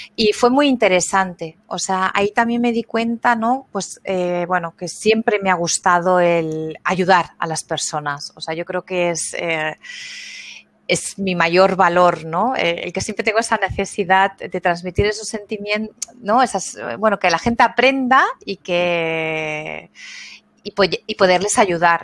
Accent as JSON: {"language": "Spanish", "country": "Spain", "also_born_or_lived": "Frankfurt", "moved": "as an adult", "lives_now": "Germany", "said": "soy de España, pero mm, me vine de Erasmus hace 20 años aquí y aquí me quedé"}